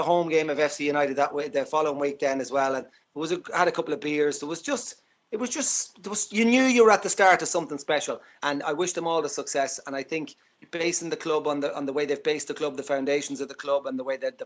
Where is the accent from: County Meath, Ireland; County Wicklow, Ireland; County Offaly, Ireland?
County Meath, Ireland; Navan; I grew up in Navan